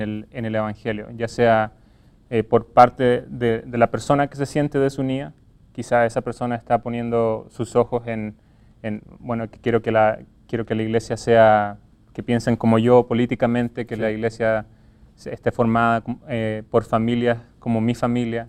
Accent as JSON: {"language": "Spanish", "country": "Chile", "moved": "yes", "lives_now": "United States", "said": "soy chileno y he vivido en distintas partes de Chile"}